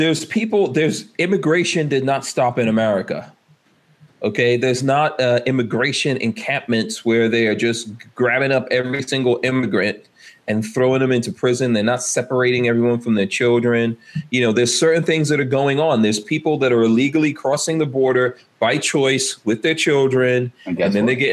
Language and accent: English; New York City, New York, United States; moved away; all my time growing up in New York City